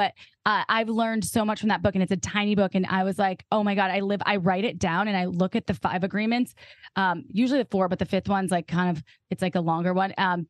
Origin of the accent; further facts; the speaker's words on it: Midwest, United States; I'm from the Midwest.